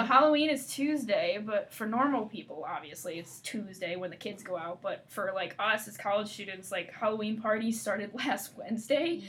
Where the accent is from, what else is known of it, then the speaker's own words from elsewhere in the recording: Canada; now in East Lansing, United States; I'm Canadian.